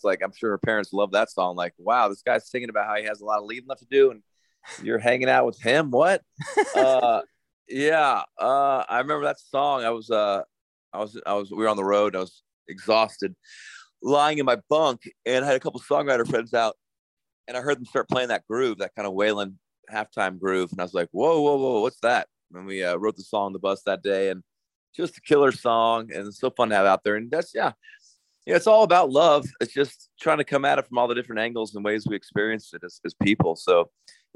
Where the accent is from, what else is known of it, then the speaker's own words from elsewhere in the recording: United States; as an American